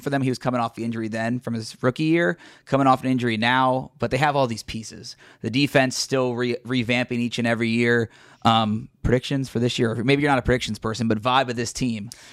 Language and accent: English; Cincinnati, Ohio, United States; I'm from Cincinnati, and so I'm still based here, big Bengals fan